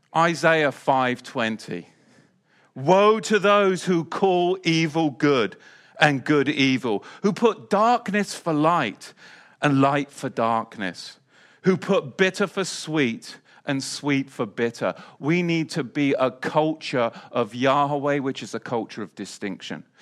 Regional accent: England, United Kingdom; also born or lived in Salisbury Plain; now in United States; growing up in England

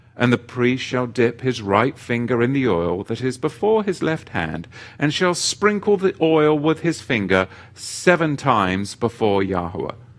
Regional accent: England, United Kingdom; as a young boy growing up in England

